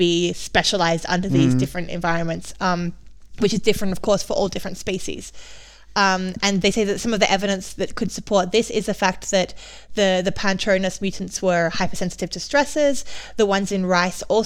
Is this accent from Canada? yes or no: no; Australia; growing up in Australia